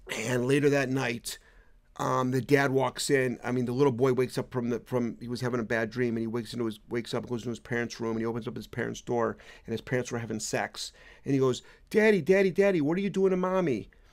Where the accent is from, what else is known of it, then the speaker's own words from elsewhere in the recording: Cleveland, Ohio, United States; moved away; I'm originally from Cleveland. So, so, um, I, I left Cleveland in nineteen eighty-four.